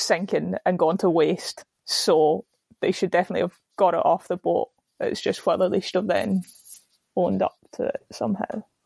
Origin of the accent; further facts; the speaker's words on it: Scotland, United Kingdom; I, as a Scot